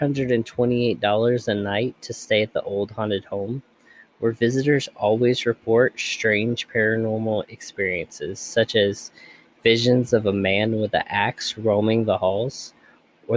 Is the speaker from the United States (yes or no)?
yes; Elizabethtown, Kentucky, United States; my hometown of Elizabethtown, Kentucky